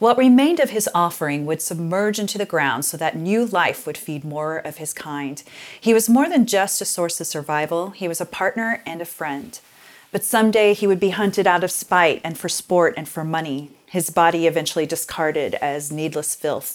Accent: Anadarko, Oklahoma, United States; Indian City in my hometown of Anadarko, Oklahoma

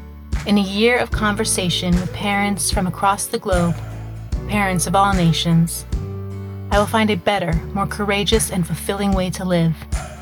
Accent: United States; now in Rome, Italy; yes, we're American, but we live in Rome. We've lived in Rome for years.

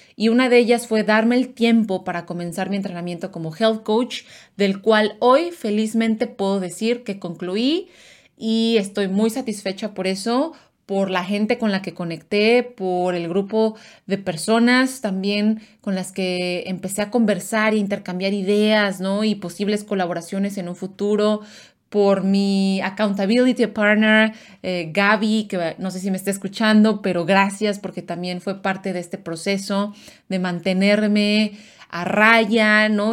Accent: Mexico; mis, mis amigos mexicanos, paisanos

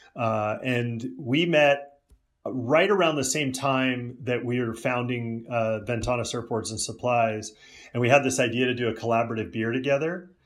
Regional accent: Silicon Valley, California, United States; I grew up in the Silicon Valley. My family moved out here when I was four years old

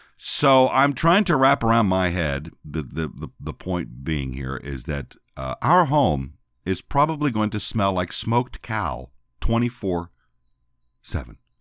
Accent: San Antonio, Texas, United States; now in Memphis, United States; where I grew up was in San Antonio

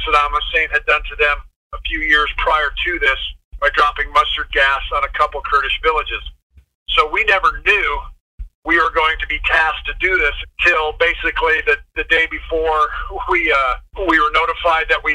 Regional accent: east central Iowa, United States; moved away as an adult; also born or lived in Colorado Springs; my hometown in the east central part of the state of Iowa

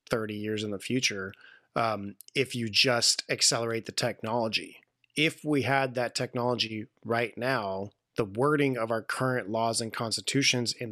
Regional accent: Italy; born there; I was born in Italy of an American parent.

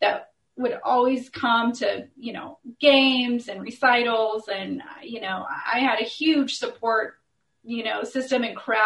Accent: Indianapolis, Indiana, United States; born and raised and still living I've been all over Indianapolis my whole life.

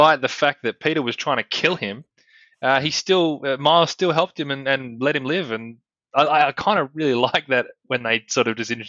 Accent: Australia; We're Australian

